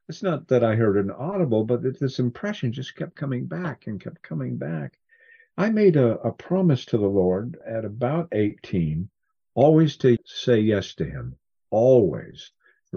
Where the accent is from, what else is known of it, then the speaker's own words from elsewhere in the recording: Cascade Mountains, Washington, United States; I grew up in the Cascade Mountains in Washington